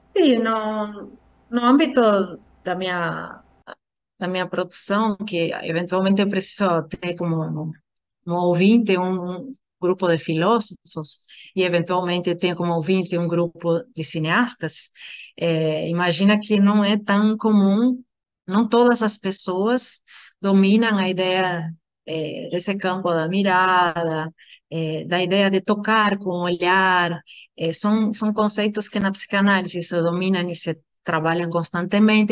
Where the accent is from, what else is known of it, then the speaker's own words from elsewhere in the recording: Argentina; Portuguese is a second language; moved away; eu sou argentina